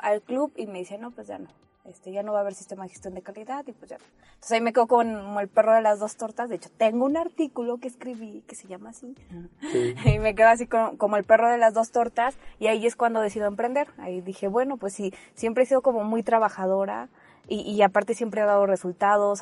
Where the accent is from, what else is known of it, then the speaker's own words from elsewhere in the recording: Mexico City, Mexico; moved away; also born or lived in Veracruz; nací en Veracruz, pero nada más nací ahí. Me llevaron mis papás a la Ciudad de México y en la Ciudad de México viví 19 años